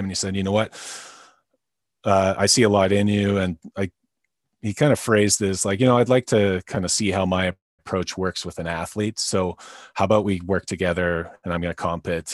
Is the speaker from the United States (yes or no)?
no; North Vancouver, British Columbia, Canada; I'm from North Vancouver, uh, B C, Canada